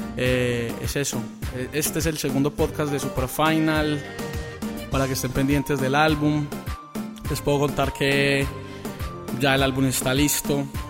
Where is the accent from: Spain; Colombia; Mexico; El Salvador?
Colombia; soy colombiano y orgulloso de ser colombiano